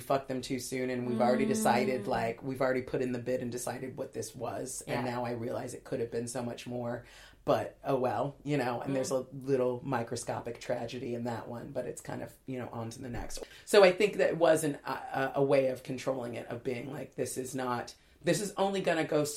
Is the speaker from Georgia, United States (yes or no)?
no; LA and Orange County border, Southern California, United States; I grew up in Southern California, sort of LA and Orange County border